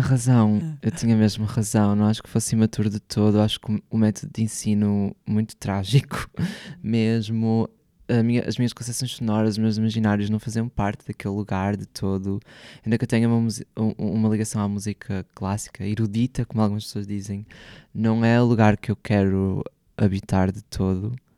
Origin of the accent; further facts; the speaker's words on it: Porto, Norte, Portugal; moved away as an adult; now in Lisbon, Portugal; o Porto. É a cidade onde eu cresci